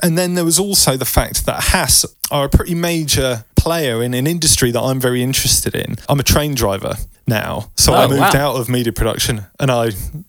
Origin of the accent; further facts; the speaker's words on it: England, United Kingdom; being English